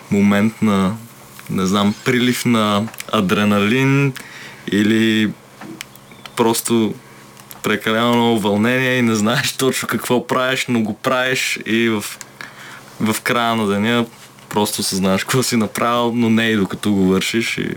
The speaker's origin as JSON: {"language": "Bulgarian", "town": "Dobrich", "region": "Dobrich Province", "country": "Bulgaria", "tie": "born or raised there", "moved": "as an adult", "lives_now": "Sofia, Bulgaria", "said": "И доста дълго време се бяхме там и репетирахме там и свирихме там. И от две години сме всички вече в София преместени официално."}